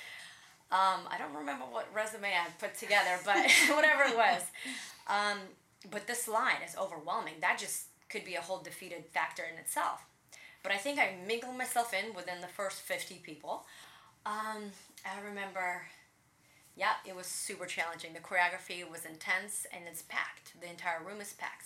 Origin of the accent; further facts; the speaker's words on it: Riga, Latvia; moved away; I grew up in Riga, Latvia, Eastern Europe. I speak Russian back in the day, it was all Russia.